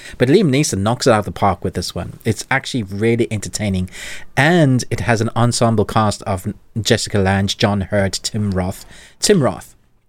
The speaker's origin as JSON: {"language": "English", "country": "South Africa", "said": "I'm South African young."}